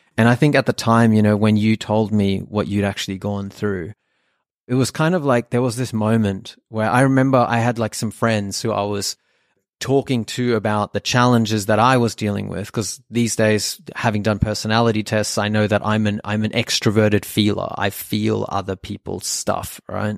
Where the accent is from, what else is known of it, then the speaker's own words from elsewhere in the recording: Sydney, New South Wales, Australia; first language German; English is a second language; I was born in Australia, in Sydney, but, uh, my family is actually from Germany.